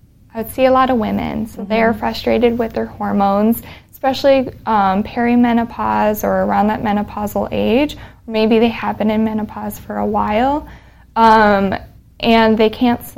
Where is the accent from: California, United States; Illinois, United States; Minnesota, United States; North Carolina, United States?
Minnesota, United States; rural; accent: northern; moved away as an adult; also born or lived in Texas / Fargo, North Dakota; now in Denton, United States; born in Texas. I moved up to Minnesota when I was 7 with my family. And so, very rural Minnesota, and then went to Fargo for pharmacy school